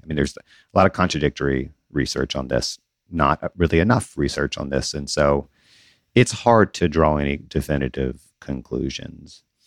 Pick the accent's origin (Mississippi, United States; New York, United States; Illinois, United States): Mississippi, United States; Southern; I grew up in the South, in Southern Mississippi